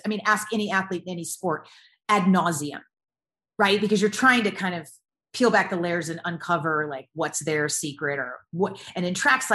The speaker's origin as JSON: {"language": "English", "region": "the South", "country": "United States", "tie": "born or raised there", "said": "I grew up in the South, in the States"}